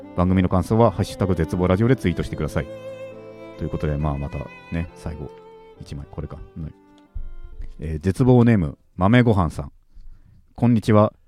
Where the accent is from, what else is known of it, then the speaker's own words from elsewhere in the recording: Tokyo, Japan; 東京生まれ東京育ち